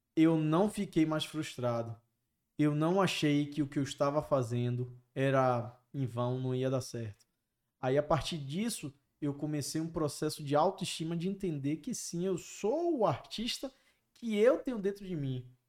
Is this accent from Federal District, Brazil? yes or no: no; Bahia, Brazil; Eu sou baiano